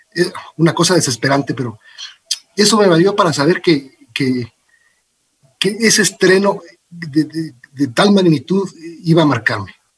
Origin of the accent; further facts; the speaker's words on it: Ecuador; also born or lived in Los Angeles, United States; luego vine a vivir en el Ecuador muy chiquito, mis padres se separaron y entonces eh, vine para acá. y viví eh, toda mi infancia, toda mi juventud con mis tíos